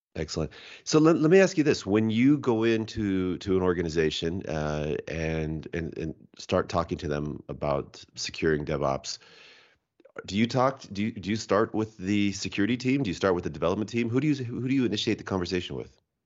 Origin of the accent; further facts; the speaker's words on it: Washington, United States; also born or lived in Japan; I'm from Washington State